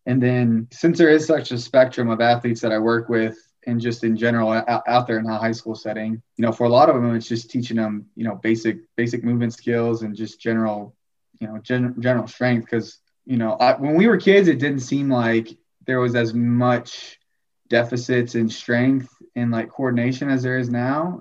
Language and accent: English; Fort Worth, Texas, United States; moved away; also born or lived in New Zealand / Tyler, Texas; originally from Fort Worth, Texas